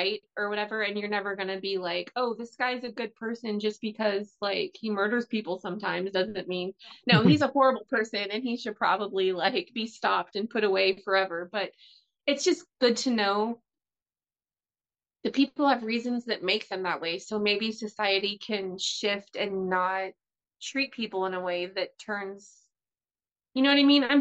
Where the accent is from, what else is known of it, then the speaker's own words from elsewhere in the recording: United States; I'm an American housewife